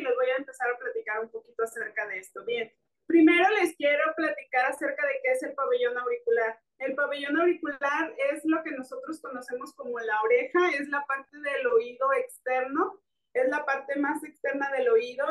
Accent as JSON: {"language": "Spanish", "town": "Guadalajara", "region": "Jalisco", "country": "Mexico", "said": "yo soy de Guadalajara"}